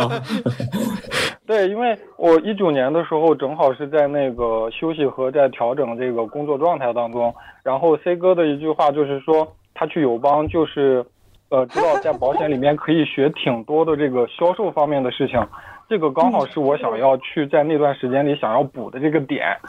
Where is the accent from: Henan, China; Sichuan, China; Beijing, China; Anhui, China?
Henan, China; 我就是河南的